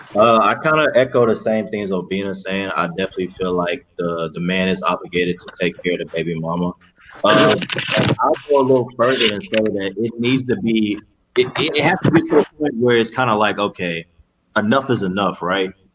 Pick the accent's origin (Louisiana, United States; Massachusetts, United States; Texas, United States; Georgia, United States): Texas, United States; Cypress; We grew up in Cypress.